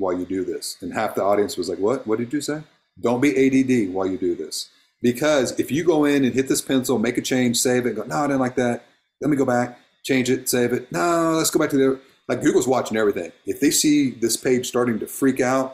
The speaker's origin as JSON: {"language": "English", "region": "Oklahoma", "country": "United States", "said": "I'm actually Cherokee Indian. I'm from Oklahoma."}